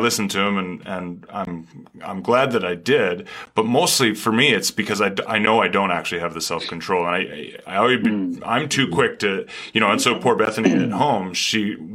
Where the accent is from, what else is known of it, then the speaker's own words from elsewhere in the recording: Canada; now in United States; as a Canadian living in America, I certainly come with a different perspective